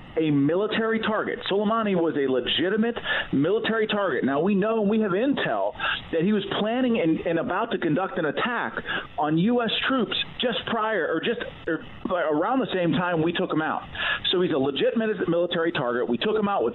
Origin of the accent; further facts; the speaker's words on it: Allegheny County, Pennsylvania, United States; Allegheny County, which is my hometown